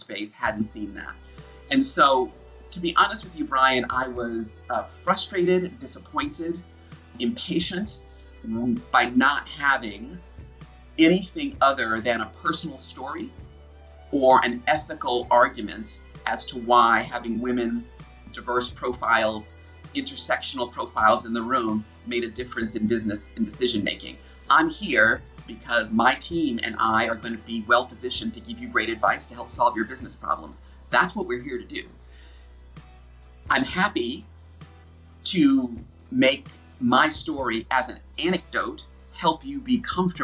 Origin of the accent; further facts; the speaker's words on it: United States; accent: American; moved away as an adult; now in United Kingdom; an American person living and working in the UK